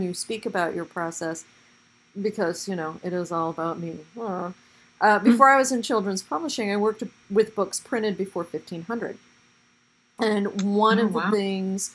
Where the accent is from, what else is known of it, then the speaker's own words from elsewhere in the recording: Portland, United States; my own growing up in Portland